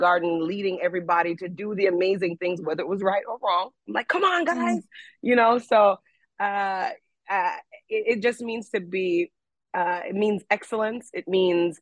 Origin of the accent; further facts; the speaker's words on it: Jamaica; being Jamaican to me, it means pride.